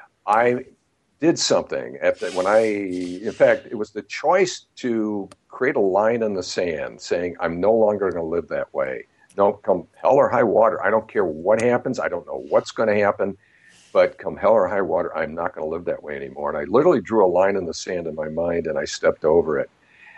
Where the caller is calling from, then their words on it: Santa Barbara, California, United States; Beautiful Santa Barbara, California. It is a postcard day today.